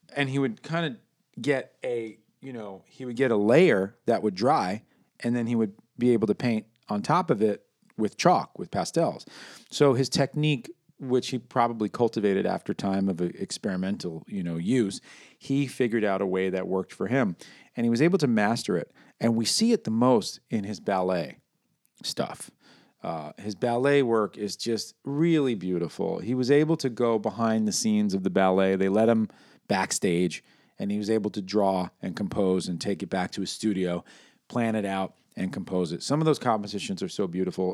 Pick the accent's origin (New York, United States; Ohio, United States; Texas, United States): New York, United States; I'm from New York